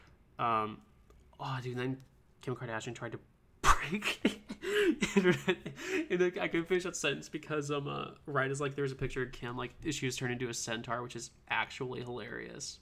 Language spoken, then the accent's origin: English; St. Louis, Missouri, United States; I'm actually from St. Louis area.